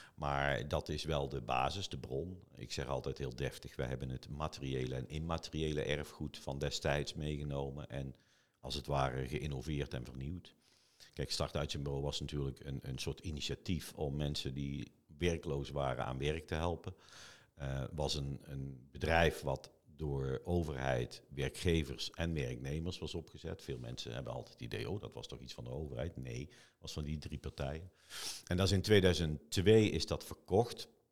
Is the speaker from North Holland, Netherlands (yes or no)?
no; Eindhoven, North Brabant, Netherlands; Eindhoven is mijn hometown